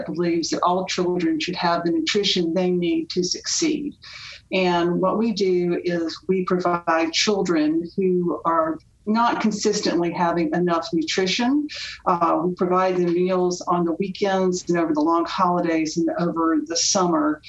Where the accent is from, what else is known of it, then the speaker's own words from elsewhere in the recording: Winston-Salem, North Carolina, United States; I grew up in Winston-Salem